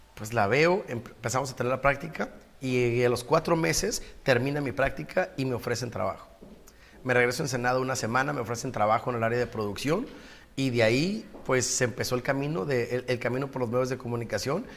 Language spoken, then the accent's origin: Spanish; Ensenada, Baja California, Mexico; moved away as an adult; now in Tijuana, Mexico; Nací en Ensenada, 20 años viví allá y llevo 21 años ya en Tijuana.